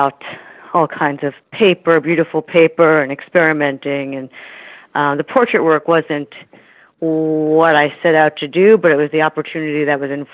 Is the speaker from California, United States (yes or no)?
no; New York City, New York, United States; moved away as an adult; now in San Francisco, United States; So I grew up in New York City, closer to where you are, New York City and Chelsea. Then later my family moved to Queens